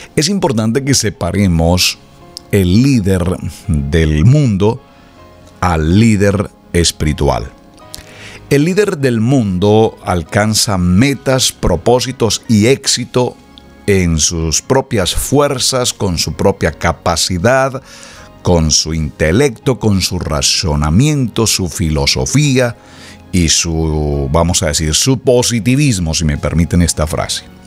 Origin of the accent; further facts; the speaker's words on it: Colombia; moved away; mi país natal, Colombia